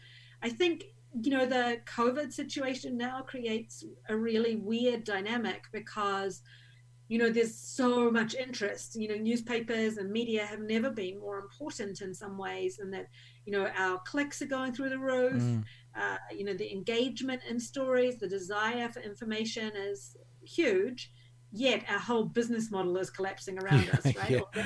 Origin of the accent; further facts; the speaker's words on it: Hastings, Hawke's Bay, New Zealand; now in Havelock North, New Zealand; But I grew up in Hastings. I'm a Hastings girl.